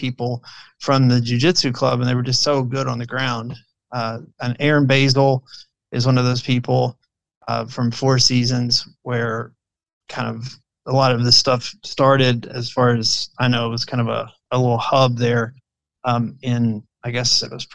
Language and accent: English; Prestonsburg, Kentucky, United States; now in Frankfort, United States; I'm originally from Eastern Kentucky, Floyd County, Prestonsburg area